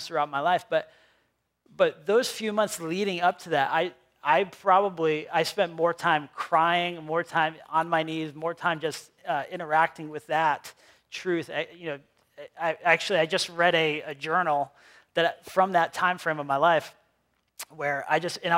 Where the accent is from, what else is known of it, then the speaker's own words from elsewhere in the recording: Cumberland, Rhode Island, United States; accent: New England; moved away as an adult; also born or lived in Pennsylvania; I grew up here in Cumberland, Rhode Island, and then I moved to Pennsylvania, and then I moved back here with my family 3 years ago.